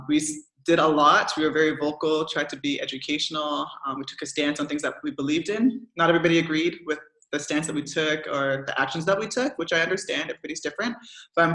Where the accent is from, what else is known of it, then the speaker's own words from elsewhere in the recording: Canada; now in Belgium; I'm a proud Canadian. No matter where I go, my passport always reads Canadian